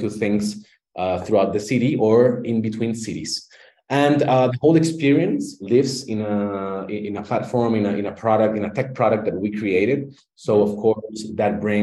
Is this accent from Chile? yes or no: yes; Chile; I'm from Chile, Latin America.